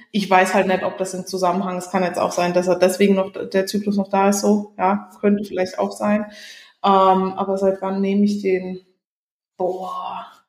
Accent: Germany; moved away; bei uns in Deutschland

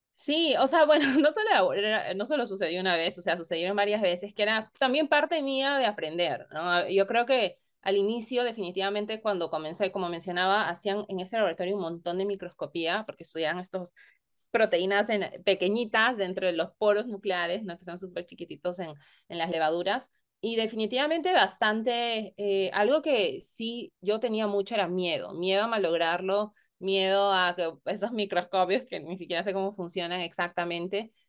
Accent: Lima, Peru; moved away as an adult; en Perú, al menos yo nací, crecí en Lima

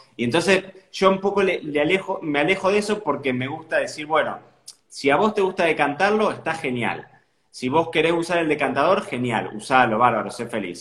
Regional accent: Carlos Casares, Buenos Aires Province, Argentina; moved away as an adult; also born or lived in Santa Rosa, La Pampa; now in Marbella, Spain; Yo nací en Buenos Aires, pero me crié en, una ciudad que se llama Carlos Casares, que está como unos 300 kilómetros fuera de, Buenos Aires

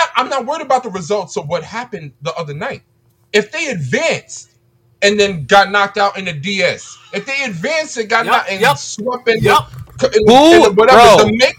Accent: New York, United States; I'm a New Yorker

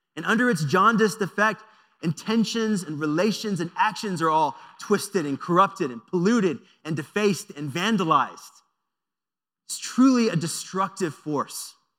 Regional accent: United States; as American Christians in a predominantly white tradition

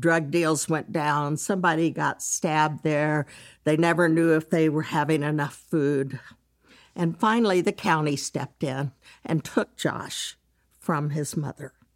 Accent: Dallas, Texas, United States; I'm from Texas, grew up in Dallas.

